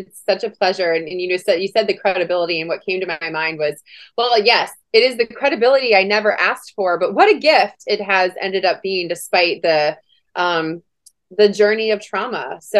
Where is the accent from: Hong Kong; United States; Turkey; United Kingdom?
United States; Washington, D.C., District of Columbia; also born or lived in Germany / California; I was born in Germany. We lived in California and ended up moving to Washington, D.C. for at the Pentagon for my dad's job, of course. And had a really beautiful childhood.